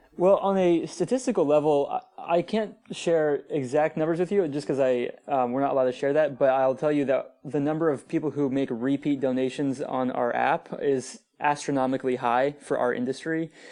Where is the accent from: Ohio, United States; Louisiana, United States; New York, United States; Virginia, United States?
Virginia, United States; Northern; I grew up in Northern Virginia, uh, which is, like, right outside of Washington, D C, very wealthy area